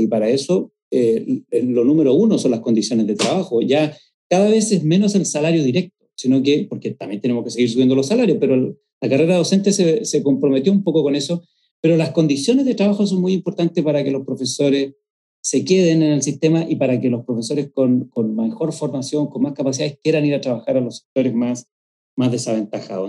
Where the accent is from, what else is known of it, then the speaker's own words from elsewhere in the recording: San Antonio, Valparaíso, Chile; yo soy originalmente de una población de San Antonio que se llama Barrancas